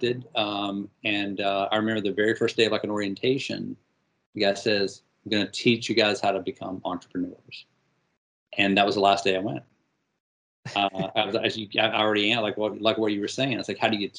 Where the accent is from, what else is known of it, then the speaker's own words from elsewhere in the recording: North Carolina, United States; I grew up in the South, grew up in North Carolina, huge Tar Heel